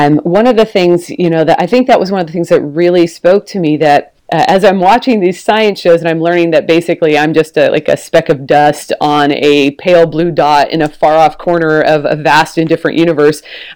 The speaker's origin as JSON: {"language": "English", "town": "Portland", "region": "Oregon", "country": "United States", "tie": "born or raised there", "also_born_or_lived": "Texas", "moved": "as an adult", "said": "we've moved back to where I'm from. So I'm from Portland, Oregon"}